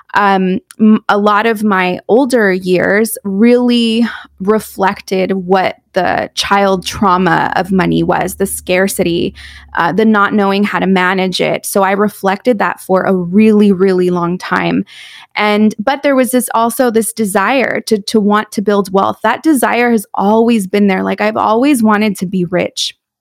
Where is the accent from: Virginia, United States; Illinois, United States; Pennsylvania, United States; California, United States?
California, United States; San Juan Capistrano; also born or lived in San Clemente, California; I was born in San Clemente, California. I grew up in San Juan Capistrano